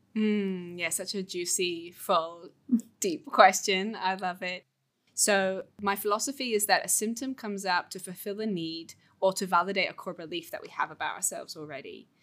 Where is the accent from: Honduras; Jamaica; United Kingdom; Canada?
United Kingdom; England; moved away as an adult; now in Bali, Indonesia; I'm from England, the U K, and I now live in Bali.